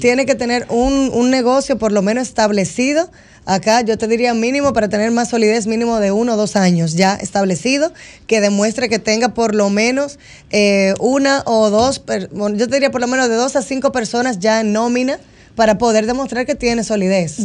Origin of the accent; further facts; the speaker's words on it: Dominican Republic; moved away as an adult; now in United States; voy cumpliendo ahora 15 años desde que nos fuimos de República Dominicana a Estados Unidos.